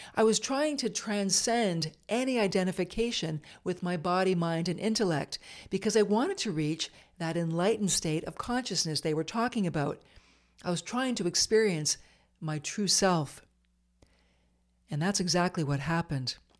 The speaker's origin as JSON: {"language": "English", "region": "Eastern Ontario", "country": "Canada", "tie": "born or raised there", "moved": "yes", "said": "I moved back to Eastern Ontario and began managing the newsroom at a small chum radio station near my hometown"}